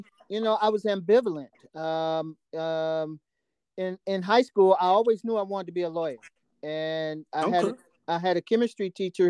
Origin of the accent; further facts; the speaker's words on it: Detroit, Michigan, United States; Born and raised in Detroit, and single mom.